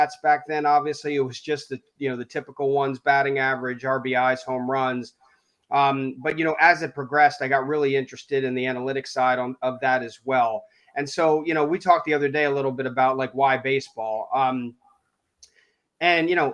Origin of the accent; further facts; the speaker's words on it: Wilmington, Delaware, United States; moved away as an adult; also born or lived in Syracuse, New York; now in Boston, United States; I grew up in Wilmington, Delaware, near Philly